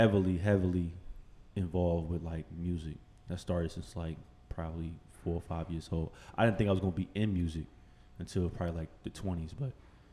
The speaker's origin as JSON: {"language": "English", "town": "East Orange", "region": "New Jersey", "country": "United States", "tie": "born or raised there", "also_born_or_lived": "Newark / Irvington / Plainfield / Trenton", "said": "I was born in Newark, Wequake section. My whole family's from Newark. My mom's from Newark. My dad's from Newark. But I'm not from Newark. I'm from East Orange, town right over. I lived all over this place."}